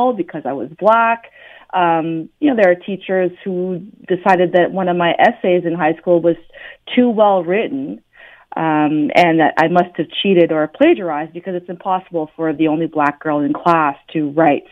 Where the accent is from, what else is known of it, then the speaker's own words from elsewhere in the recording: Ottawa, Ontario, Canada; I was born and raised in Ottawa